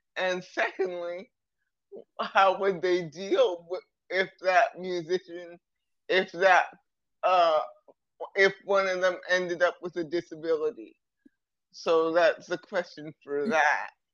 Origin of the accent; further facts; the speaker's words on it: Toronto, Ontario, Canada; I'm from Toronto, Canada